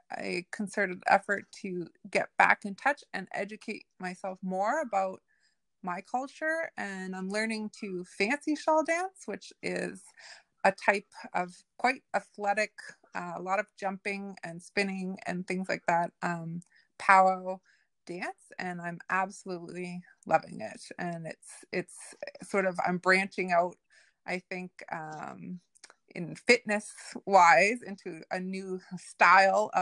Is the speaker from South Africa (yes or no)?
no; Nova Scotia, Canada; I grew up off reserve. I grew up here in Nova Scotia